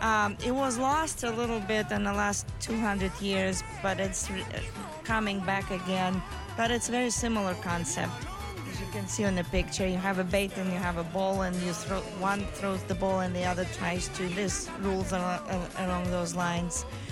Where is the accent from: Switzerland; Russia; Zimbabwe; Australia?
Russia; now in United States; I'm from Russia, Russian Federation to be precise, because that's the right way to call the country. Came here 21 years ago.